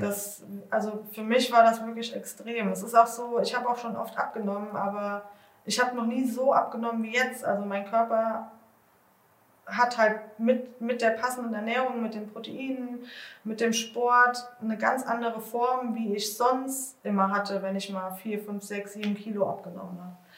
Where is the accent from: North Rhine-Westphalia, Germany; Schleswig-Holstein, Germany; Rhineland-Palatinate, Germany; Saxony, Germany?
Rhineland-Palatinate, Germany; Bad Marienberg; ich komme aus Bad Marienberg